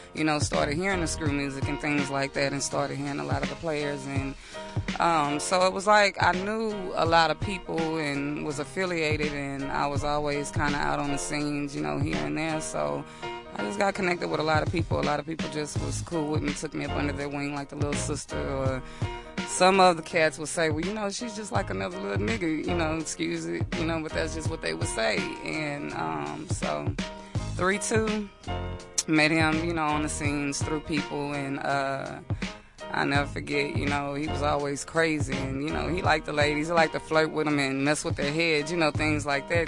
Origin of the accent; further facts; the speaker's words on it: Houston, Texas, United States; also born or lived in New Orleans; I moved to Houston when I was a young girl, and um, basically, I was pretty much raised by the streets